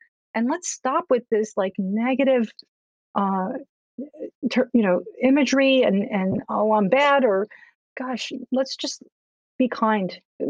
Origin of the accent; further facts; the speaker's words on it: Cuba; I'm also Latin American. I'm from Cuba.